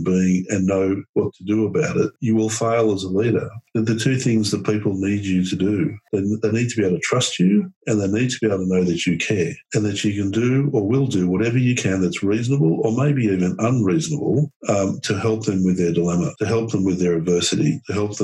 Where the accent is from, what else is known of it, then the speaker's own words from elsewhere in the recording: Australia; As an Australian